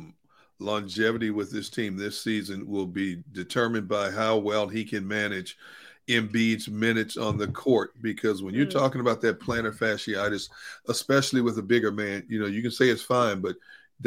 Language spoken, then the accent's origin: English; Midwest, United States; now in Delaware, United States; I'm just a good old country boy from the Midwest.